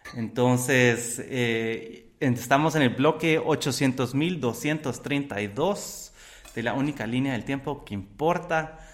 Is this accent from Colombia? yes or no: no; Guatemala; me pongo como guatemalteco